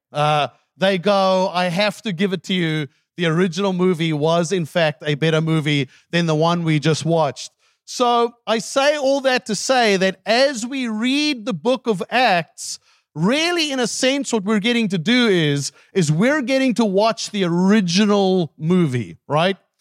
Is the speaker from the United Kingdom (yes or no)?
no; South Africa; English is a second language; moved away; my wife lived with me in South Africa for ten years. And she still does not have a grasp of my native tongue